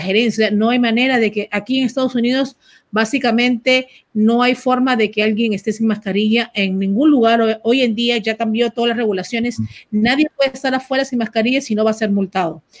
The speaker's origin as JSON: {"language": "Spanish", "country": "Peru", "moved": "yes"}